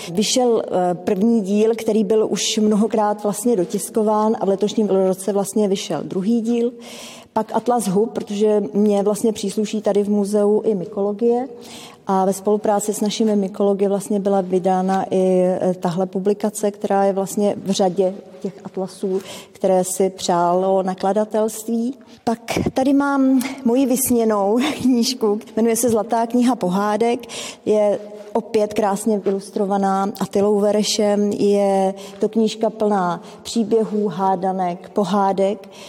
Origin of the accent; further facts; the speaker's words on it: Czechia; now in Česká Lípa, Czechia; pocházím z Českého ráje, z malé vesničky, kde nám koně koukali do zahrádky.